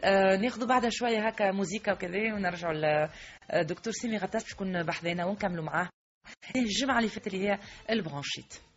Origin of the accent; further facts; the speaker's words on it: Tunisia; عندنا في تونس